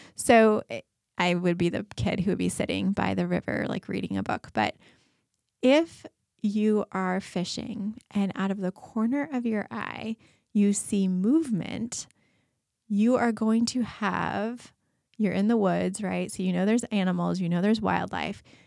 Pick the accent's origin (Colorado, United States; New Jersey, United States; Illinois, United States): Colorado, United States; moved away; I grew up in Colorado, and we go back there to visit